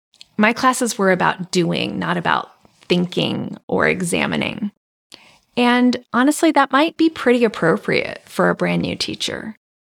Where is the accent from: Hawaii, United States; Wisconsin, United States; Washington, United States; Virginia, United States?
Hawaii, United States; also born or lived in Japan; I was born in Japan and I grew up in Hawaii. Hawaii is a mecca for immigrants and a place where many cultures coexist, intermix, and influence each other.